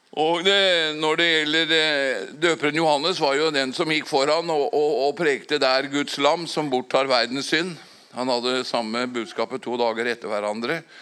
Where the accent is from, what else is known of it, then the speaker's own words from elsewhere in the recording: Fåberg, Innlandet, Norway; for 57 år tilbake når jeg vokste opp på Fåberg